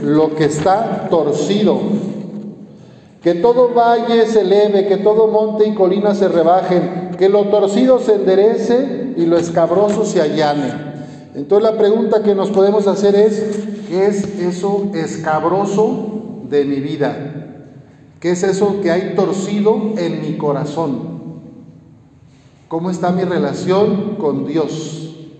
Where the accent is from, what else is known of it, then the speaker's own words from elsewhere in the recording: Lagos de Moreno, Jalisco, Mexico; moved away; en mi pueblito, ahí en Lagos de Moreno